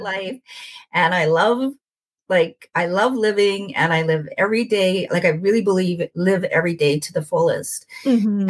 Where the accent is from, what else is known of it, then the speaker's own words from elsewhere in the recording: Winnipeg, Manitoba, Canada; moved away as an adult; also born or lived in Edmonton; I was born and raised in Winnipeg, and then I moved away for 18 years